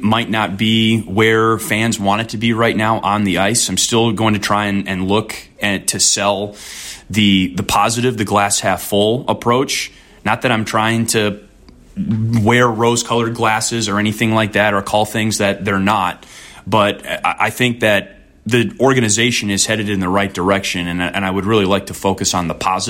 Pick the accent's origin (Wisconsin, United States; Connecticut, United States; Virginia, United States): Wisconsin, United States; moved away as an adult; now in Chicago, United States; I grew up in Wisconsin